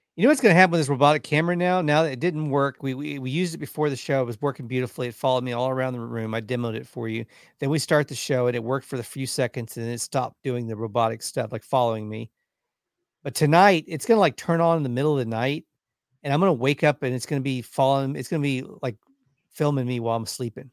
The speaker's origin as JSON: {"language": "English", "region": "Texas", "country": "United States", "said": "we're from Texas"}